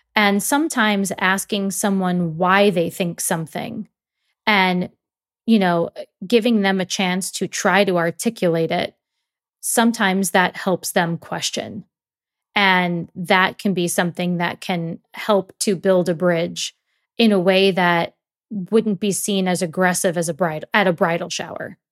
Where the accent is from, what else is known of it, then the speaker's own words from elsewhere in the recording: New York, United States; I grew up in New York